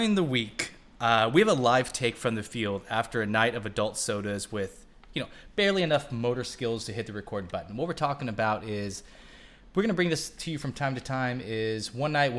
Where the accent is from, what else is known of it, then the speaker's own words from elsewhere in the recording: Kansas, United States; I was born in Kansas